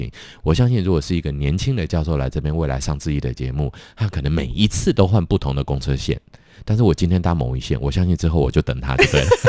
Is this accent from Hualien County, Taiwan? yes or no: no; Taipei, Taiwan; 对，我是台北人呢。